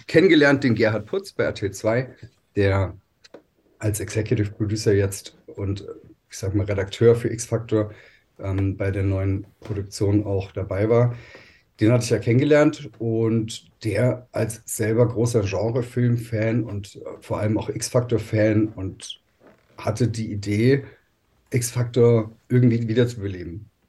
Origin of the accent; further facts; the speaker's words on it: Germany; bei uns in Deutschland